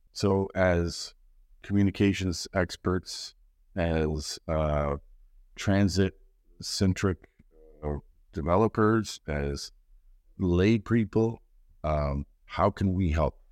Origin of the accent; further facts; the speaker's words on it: Canada; as a Canadian